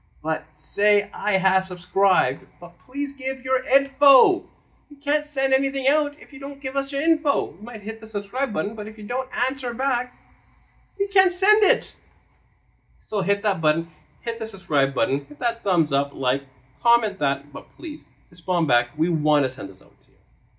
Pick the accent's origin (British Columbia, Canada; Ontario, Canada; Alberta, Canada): British Columbia, Canada; Delta; I'm from Delta, not Surrey.